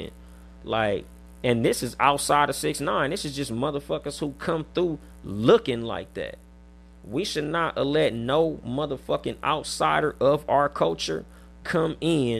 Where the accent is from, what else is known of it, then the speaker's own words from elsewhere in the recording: West Coast, United States; accent: West Coast; We on the West Coast with it. You can tell by my accent.